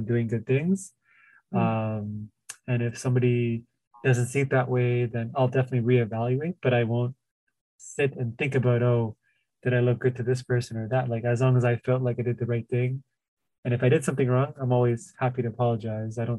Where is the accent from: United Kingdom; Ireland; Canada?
Canada; Toronto, Ontario; I grew up obviously in the Tamil area